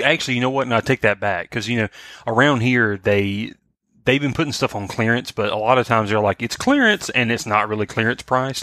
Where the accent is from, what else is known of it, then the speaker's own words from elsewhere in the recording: Swainsboro, Georgia, United States; I was in my hometown. I was in Swainsboro